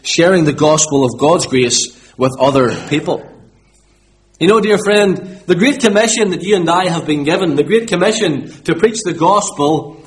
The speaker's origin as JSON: {"language": "English", "town": "Limavady", "region": "Northern Ireland", "country": "United Kingdom", "said": "But I'm from Limavady"}